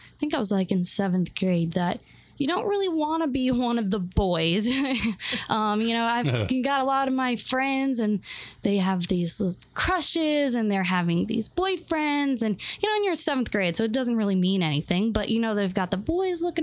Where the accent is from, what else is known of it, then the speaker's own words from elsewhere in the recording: New Hampshire, United States; moved away; also born or lived in Florida; So I'm originally from New Hampshire. That's where I was born. My parents are from there. My whole family's from New Hampshire.